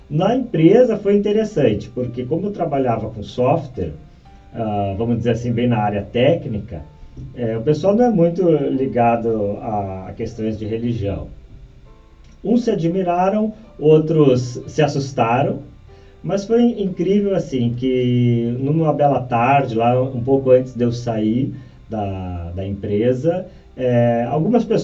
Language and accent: Portuguese; Porto Alegre, Rio Grande do Sul, Brazil; Bom, eu sou aqui de Porto Alegre, nascido aqui e sempre participei da igreja desde da primeira Eucaristia.